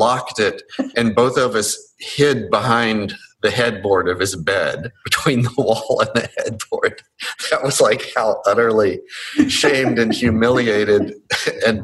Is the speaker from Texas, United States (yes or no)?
yes; Longview, Texas, United States; I grew up in Longview, Texas